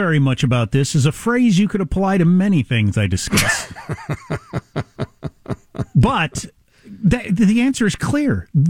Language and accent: English; Chicago, Illinois, United States; moved away; I grew up in Chicago.